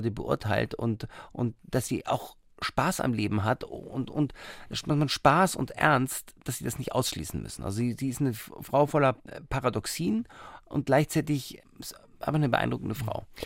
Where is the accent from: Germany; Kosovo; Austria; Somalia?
Somalia; born there; und dann in Somalia, wo ich geboren bin.